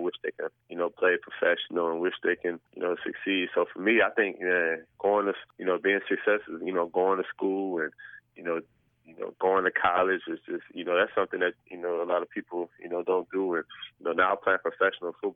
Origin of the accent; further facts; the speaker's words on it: Buffalo, New York, United States; moved away; I'm from Buffalo